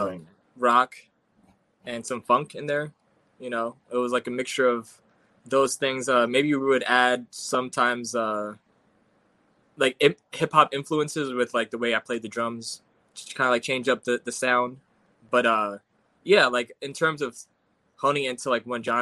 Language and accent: English; New York City, New York, United States; Brooklyn, born and raised. I'm actually grew up in Fort Greene and moved to East New York like 2 years ago